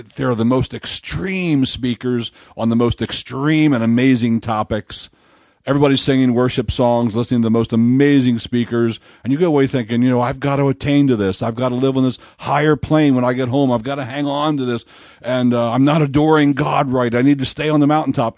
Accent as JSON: {"language": "English", "town": "Baltimore", "region": "Maryland", "country": "United States", "said": "I'm from Baltimore"}